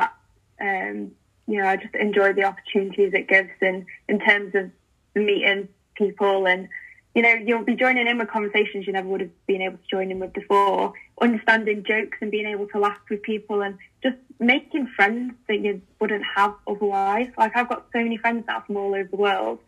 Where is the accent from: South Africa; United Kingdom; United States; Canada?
United Kingdom; England; as English people, as Brits